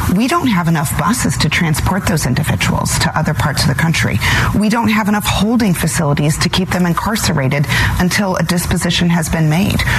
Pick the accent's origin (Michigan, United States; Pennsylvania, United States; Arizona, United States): Arizona, United States; anyone who lives in a border state like I do, born and raised in Arizona